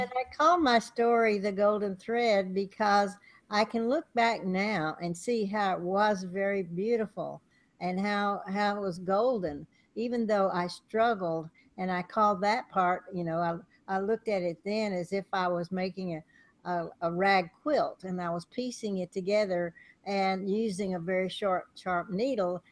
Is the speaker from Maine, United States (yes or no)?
no; Texas, United States; moved away; also born or lived in California; where I was raised in Texas